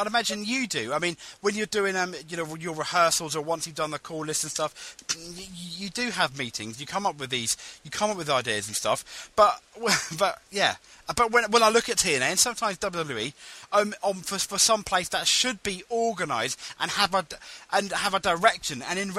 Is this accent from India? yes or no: yes; India; Yeah, I'm Indian. It's part of my character, but it's not a stereotype or anything like that, you know?